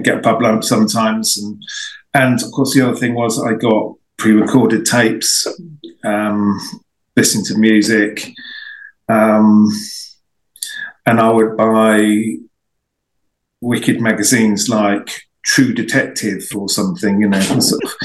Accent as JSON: {"language": "English", "town": "High Wycombe", "region": "South East England", "country": "United Kingdom", "tie": "born or raised there", "also_born_or_lived": "Marlow", "said": "where I grew up in the High Wycombe area"}